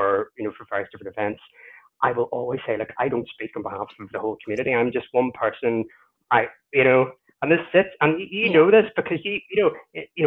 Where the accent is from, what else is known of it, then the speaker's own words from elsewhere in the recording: Ireland; I'm Irish